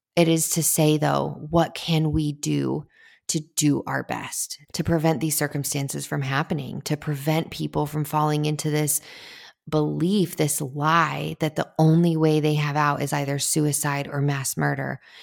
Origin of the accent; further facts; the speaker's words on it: United States; I am all American girl